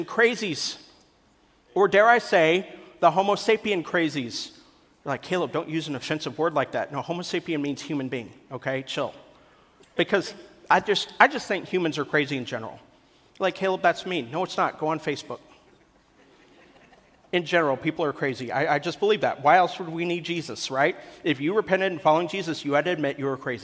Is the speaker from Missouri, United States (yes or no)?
yes; Kansas City, Missouri, United States; moved away; also born or lived in Columbia, Missouri; I'm originally from Columbia, Missouri in Kansas City. My parents, when they had me, we lived in Columbia, Missouri.